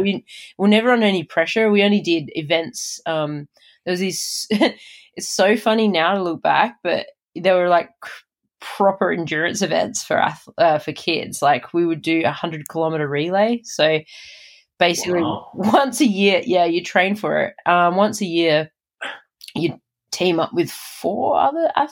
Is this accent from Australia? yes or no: yes; Adelaide, South Australia, Australia; moved away; That's my hometown